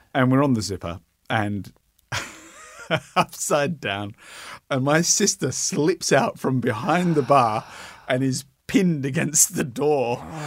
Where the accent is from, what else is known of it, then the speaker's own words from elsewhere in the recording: Brisbane, Queensland, Australia; now in Melbourne, Australia; I grew up in Brisbane